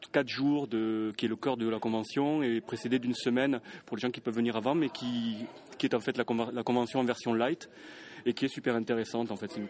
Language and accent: French; Toulouse, Occitania, France; alors toi, tu as un petit accent, hein Tu viens d'où je viens de Toulouse.